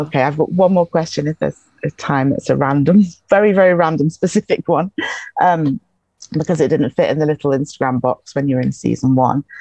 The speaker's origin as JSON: {"language": "English", "region": "England", "country": "United Kingdom", "tie": "born or raised there", "accent": "English", "moved": "yes", "lives_now": "Highlands, Scotland", "said": "born in England, so it's an English accent"}